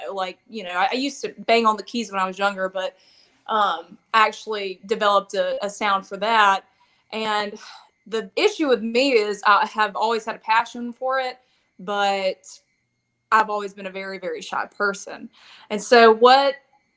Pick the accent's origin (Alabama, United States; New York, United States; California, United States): Alabama, United States; Montgomery; I'm from the Montgomery area